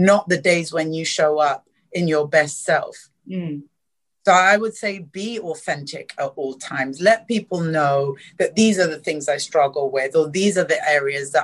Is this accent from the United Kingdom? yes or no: yes; London, United Kingdom; moved away as an adult; also born or lived in East Africa; now in Singapore; I grew up in South London